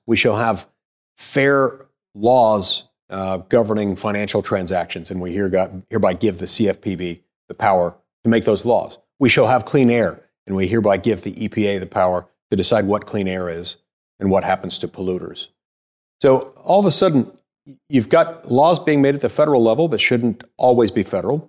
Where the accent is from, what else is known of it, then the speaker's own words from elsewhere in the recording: Utah, United States; also born or lived in McLean, Virginia; I grew up in Utah